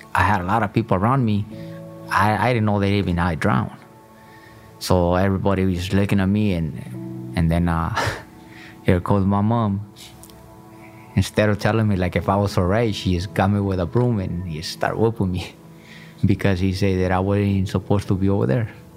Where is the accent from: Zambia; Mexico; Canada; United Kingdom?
Mexico; Michoacán; I was born in Michoacan, Mexico.